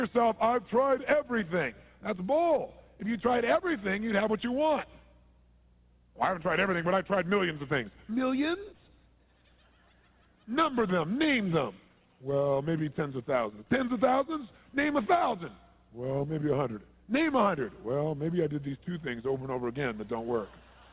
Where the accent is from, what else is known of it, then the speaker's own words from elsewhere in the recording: Southern California, United States; I'm from Southern California